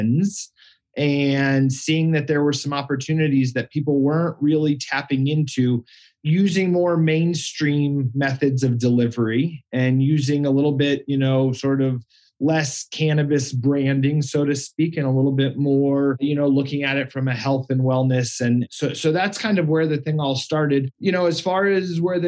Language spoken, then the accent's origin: English; Colorado, United States; growing up in Colorado